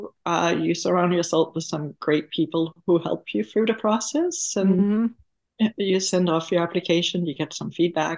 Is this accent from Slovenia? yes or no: no; Sweden; moved away; I am from Sweden, and when I grew up in the school system itself